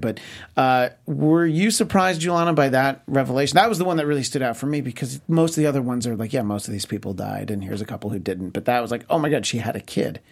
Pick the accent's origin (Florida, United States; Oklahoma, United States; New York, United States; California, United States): New York, United States; where I grew up in New York State